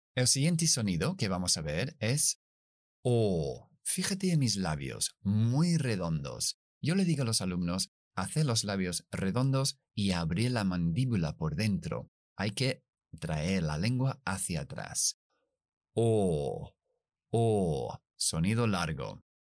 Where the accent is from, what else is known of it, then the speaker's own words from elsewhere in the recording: United Kingdom; accent: British English; yo soy británico, inglés británico. Esas Rs nunca las pronunciamos después de las vocales.